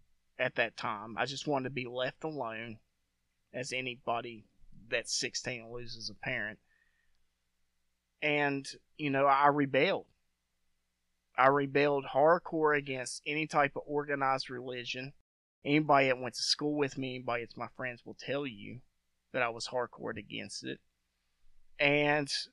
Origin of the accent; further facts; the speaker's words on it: West Virginia, United States; also born or lived in Kansas; I grew up in West Virginia. So when I was like maybe 2 or 3, we moved back to West Virginia